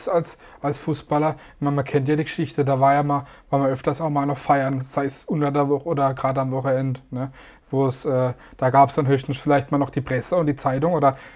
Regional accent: Gaggenau, Baden-Württemberg, Germany; meiner Heimatstadt in Gaggenau

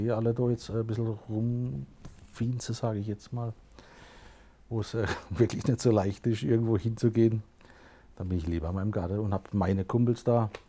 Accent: Aue, Baden-Württemberg, Germany; Also Heimat im Großen und Ganzen ist Baden-Württemberg, das ist schon mal meine Heimat. Und dann richtet man das ein bisschen kleiner, das Aue, wo ich herkomme. Das ist meine Urheimat, da, da bin ich auf die Welt gekommen.

